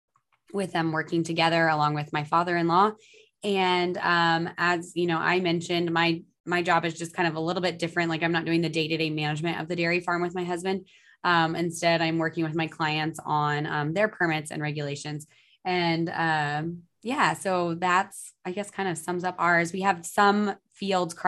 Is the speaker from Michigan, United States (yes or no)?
no; eastern New Mexico, United States; also born or lived in Tucson, Arizona; grew up in eastern New Mexico my whole life